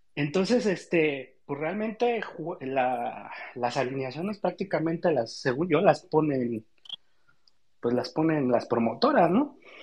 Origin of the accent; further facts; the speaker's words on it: Mexico City, Mexico; yo soy de aquí de la Ciudad de México